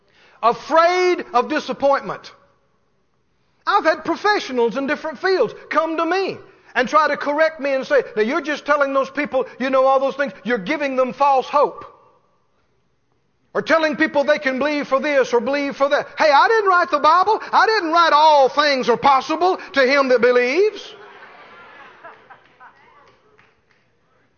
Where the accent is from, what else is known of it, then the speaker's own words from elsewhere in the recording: Mississippi, United States; I come from Mississippi. We use small words a lot of times where I grew up.